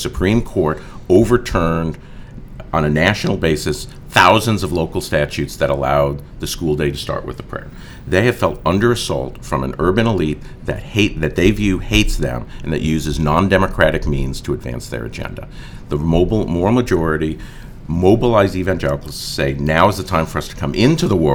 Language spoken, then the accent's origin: English; United States; as an American